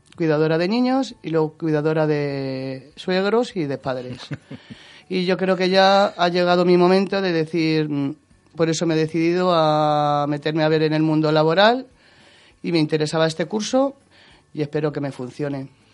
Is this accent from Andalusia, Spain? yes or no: no; Madrid, Community of Madrid, Spain; yo soy de San Cristóbal de los Ángeles, soy madrileña